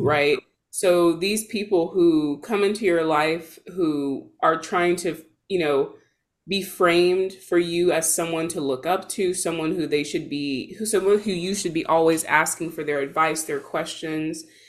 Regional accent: Georgia, United States; now in Seattle, United States; I'm based in Seattle, but I'm from Georgia

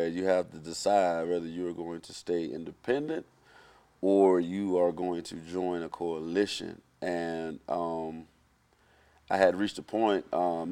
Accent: South Florida, United States; I'm from South Florida

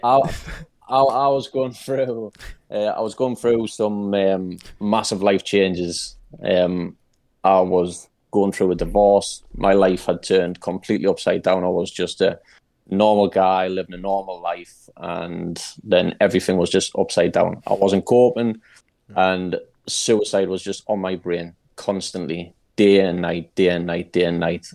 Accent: Newcastle upon Tyne, North East England, United Kingdom; I'm from Newcastle in England, in the U K

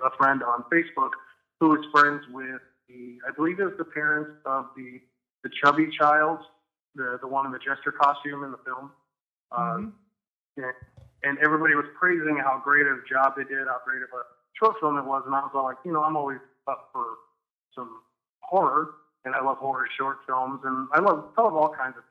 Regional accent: New Buffalo, Michigan, United States; I grew up in New Buffalo, Michigan

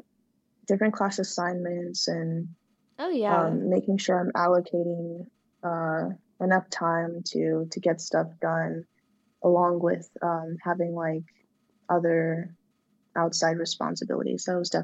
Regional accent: San Diego, California, United States; So I grew up in from California. I was born in San Diego, grew up around in like a Hispanic community.

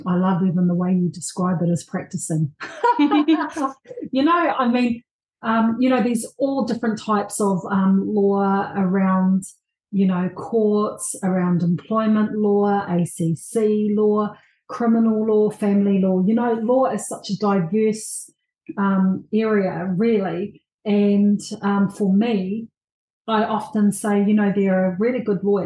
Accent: Tokoroa, Waikato, New Zealand; I was born and raised in Tokoroa

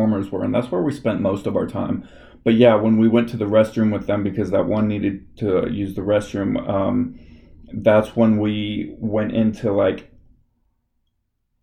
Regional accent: Los Angeles, California, United States; I'm from Los Angeles, like, California area

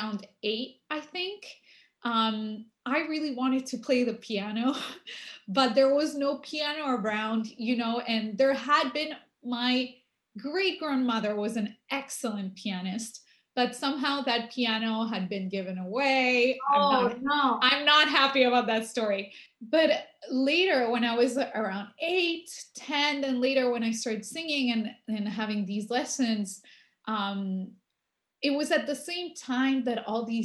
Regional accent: Buenos Aires, Argentina; also born or lived in Paris, France; So I grew up mostly in Argentina, though we went back and forth a lot during the summer vacations. And I attended the French Lycée in Buenos Aires.

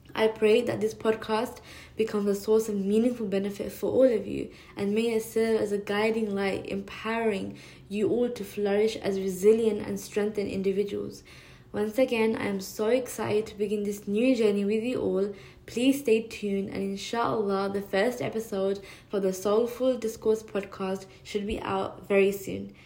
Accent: London, United Kingdom; now in New York City, United States; I'm also a Londoner living in New York City

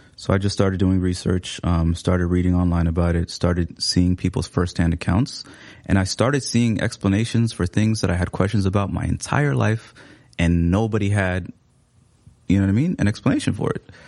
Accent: Seattle, Washington, United States; English is a second language; moved away as an adult; now in Minneapolis, United States; I came here in about 2017, but I, I grew up in Seattle

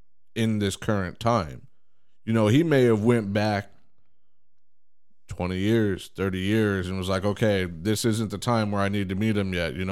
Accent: United States; And I don't get it because we're American.

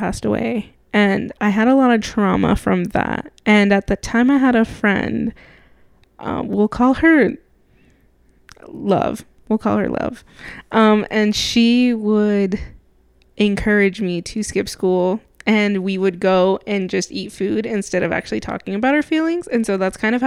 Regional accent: Mexico; We're from Mexico. I'm from Mexico.

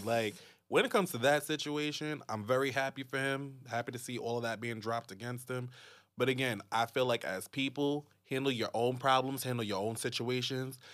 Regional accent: United States; being American

